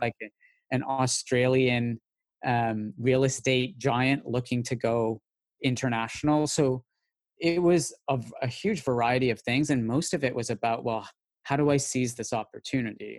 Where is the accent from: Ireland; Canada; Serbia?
Canada; Calgary, Alberta; moved away as an adult; now in London, United Kingdom; I grew up in Calgary